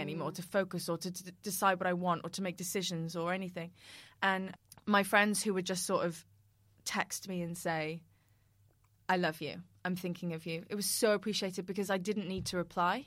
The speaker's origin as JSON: {"language": "English", "town": "Cardiff", "region": "Wales", "country": "United Kingdom", "said": "we're from Cardiff"}